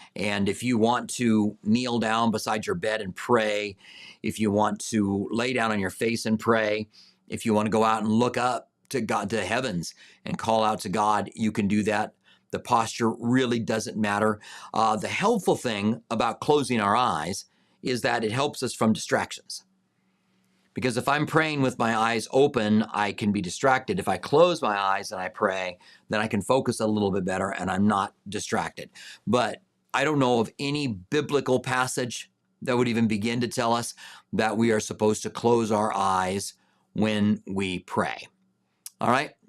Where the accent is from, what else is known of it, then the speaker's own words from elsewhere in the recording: United States; I am an American